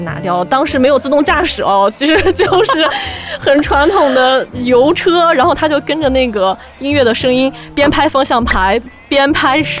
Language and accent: Chinese; Yinchuan, Ningxia, China; 因为我的家乡是在西北的一个城市，叫银川，嗯，它是在宁夏回族自治区。然后从小其实身边的穆斯林朋友会比较多